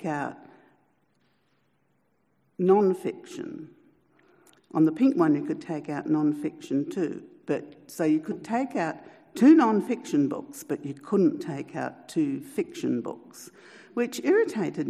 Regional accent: Newcastle, New South Wales, Australia; I grew up in Newcastle and I used to take the tram to the children's library.

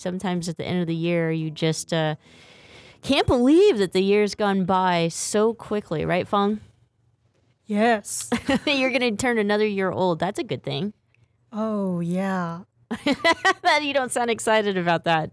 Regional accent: Stockton, California, United States; I'm from Stockton, or I grew up in Stockton

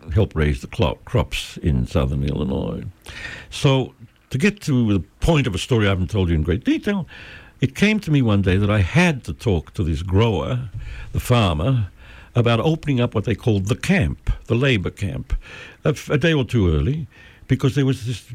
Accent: Australia; also born or lived in United States; now in Mexico; when I was growing up in Australia reading Mark Twain

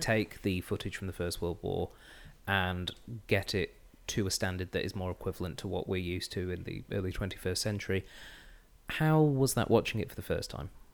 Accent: England, United Kingdom; now in Australia; as you might be able to tell, I'm from England, uh, with this, this voice of mine.

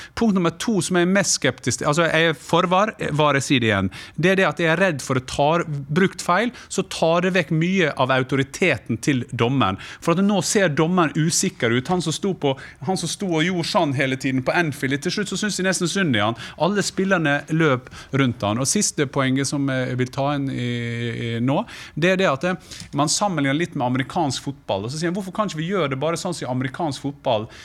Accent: Sunnmøre, Møre og Romsdal, Norway; Jeg kommer jo fra Sunnmøre

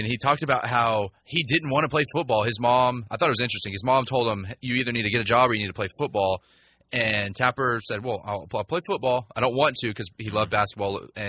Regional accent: Austin, Texas, United States; moved away; when I was a kid growing up in Austin

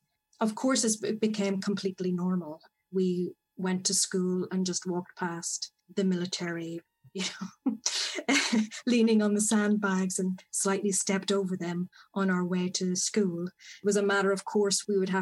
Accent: Northern Ireland, United Kingdom; growing up in Northern Ireland

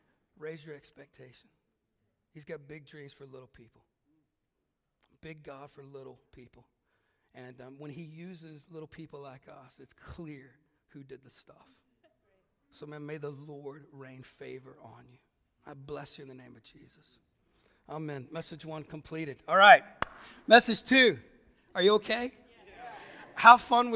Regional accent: Germany; now in Ireland; I'm only Irish by living there for such a long time. I'm clearly German

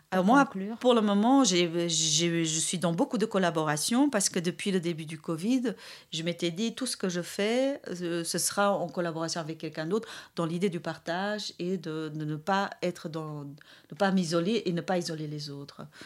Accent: Brussels, Brussels-Capital Region, Belgium; je suis de Bruxelles

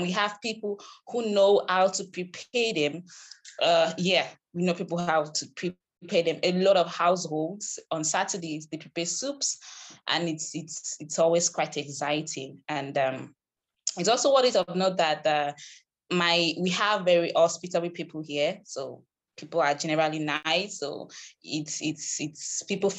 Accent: Uyo, Akwa Ibom, Nigeria; I'm from Akwaibom, but in another local government. But I live in the city center. I live in the state capital. So it's basically where I grew up from. So I grew up here

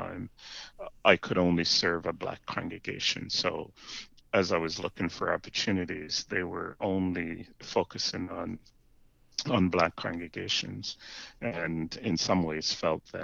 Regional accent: Jamaica; moved away as an adult; now in Canada; I was born in Jamaica, raised, as you mentioned, in the Anglican Church

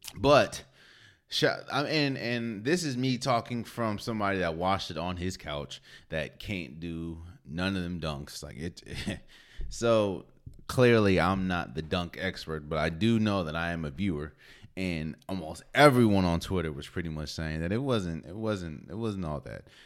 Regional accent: Maryland, United States; I'm from Maryland, so I, I frequent in Howard a lot.

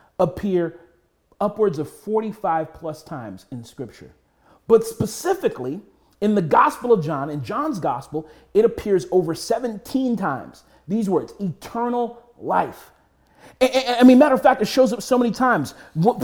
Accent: United States; we as American Christians

